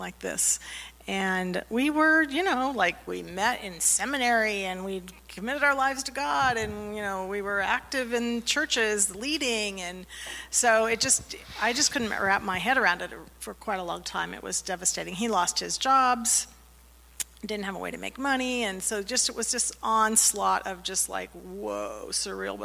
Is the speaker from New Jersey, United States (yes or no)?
no; Winona Lake, Indiana, United States; I grew up in Winona Lake, Indiana